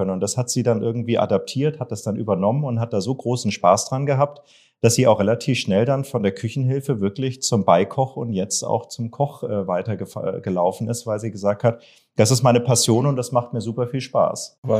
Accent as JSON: {"language": "German", "town": "Augsburg", "region": "Bavaria", "country": "Germany", "tie": "born or raised there", "said": "bin gebürtiger Bayer. Man hört mir das nicht an. Ich bin hochdeutsch erzogen worden, auch wenn ich in Augsburg im Lande des Weisch, Hasch und Kasch äh, groß geworden bin"}